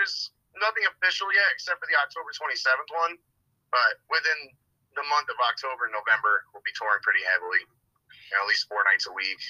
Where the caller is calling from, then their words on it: New Haven, Connecticut, United States; New Haven, Connecticut.